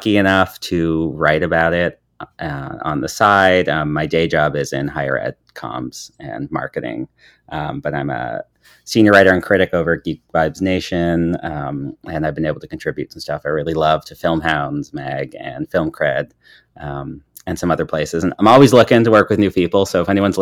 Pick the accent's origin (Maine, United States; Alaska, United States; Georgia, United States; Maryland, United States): Maine, United States; Southern; So I'm from Southern Maine, and one of our like big places we would take trips in school was to Boston.